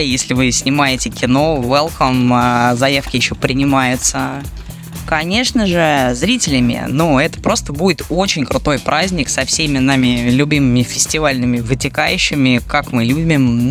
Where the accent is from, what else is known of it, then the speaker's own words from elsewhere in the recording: Moscow, Russia; мы, москвичи